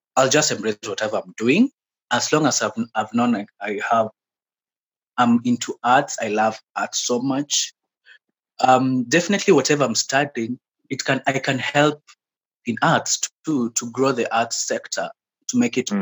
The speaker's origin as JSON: {"language": "English", "town": "Mombasa", "region": "Mombasa County", "country": "Kenya", "tie": "born or raised there", "moved": "yes", "lives_now": "Nairobi, Kenya", "said": "I was born and raised in Mombasa, mm-hmm. in the coastal region of Kenya. Yeah, that's where I grew up."}